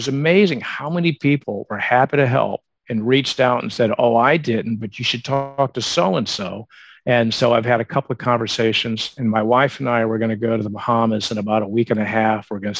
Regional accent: the South, United States; I was born in 1963. So I was a teenager in the 70s. I grew up in the South. I knew what it was like to go to, church on Sundays and the brunch afterwards

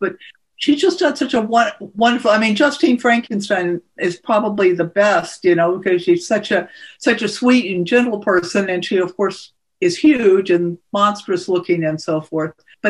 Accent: Texas, United States; It's just there, you know, so I never stopped quite being Texan.

